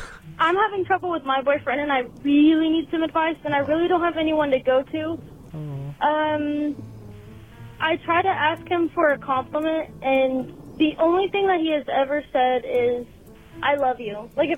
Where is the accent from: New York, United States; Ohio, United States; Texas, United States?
Texas, United States; I'm from Texas.